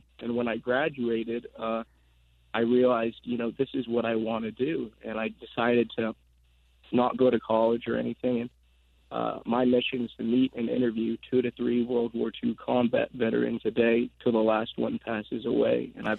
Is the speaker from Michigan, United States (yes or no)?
no; Agoura Hills, California, United States; Agoura Hills, California.